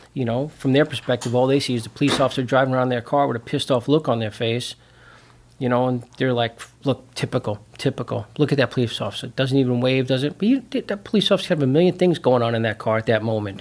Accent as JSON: {"language": "English", "town": "New York City", "region": "New York", "country": "United States", "tie": "born or raised there", "also_born_or_lived": "Long Island, New York / Chicago suburbs, Illinois", "moved": "as an adult", "lives_now": "Chicago, United States", "said": "I'm originally from Brooklyn, New York. That's where I grew up."}